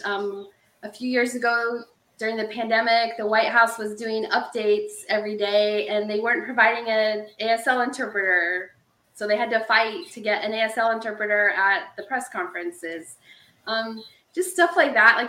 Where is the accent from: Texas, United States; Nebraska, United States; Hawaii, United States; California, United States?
Nebraska, United States; we don't have an accent in Nebraska